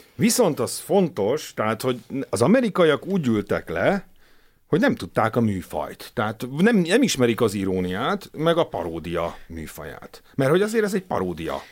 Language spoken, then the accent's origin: Hungarian; Hungary; én magyarként